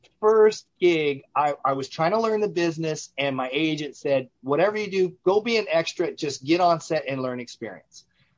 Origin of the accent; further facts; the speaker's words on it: Richmond, California, United States; also born or lived in Las Vegas, Nevada; I'm a native Californian. I was born and raised in Northern California in the San Francisco Bay Area, in the East Bay, basically, in a little town named Richmond, called Richmond, California. I grew up there